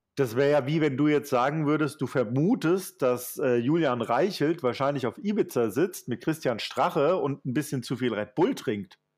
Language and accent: German; Germany; ich selbst auch als Deutscher